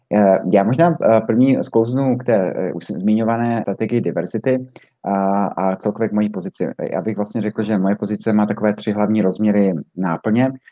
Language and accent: Czech; Zlín, Zlín Region, Czechia; moved away as an adult; also born or lived in Brussels / United States; já jsem původem ze Zlína